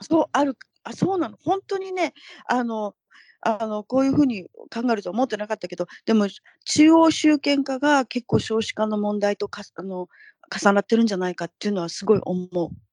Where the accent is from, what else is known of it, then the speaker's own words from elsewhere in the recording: Tokyo, Japan; moved away as an adult; now in Northern California, United States; 私東京なんですけど、出身